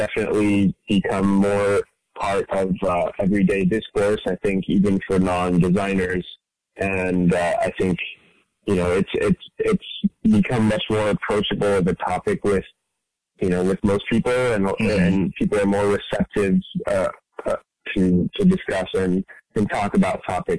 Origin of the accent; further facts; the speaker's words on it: France; moved away as an adult; also born or lived in Dubai; now in San Francisco, United States; I'm an artist and designer living in San Francisco. I grew up in France and Dubai and moved to America for university, and I've been here ever since.